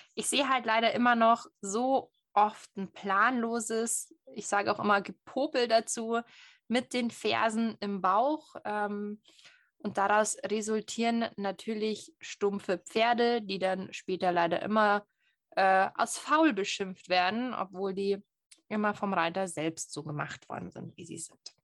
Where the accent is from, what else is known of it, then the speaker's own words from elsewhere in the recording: Bavaria, Germany; ich als waschechte Bayerin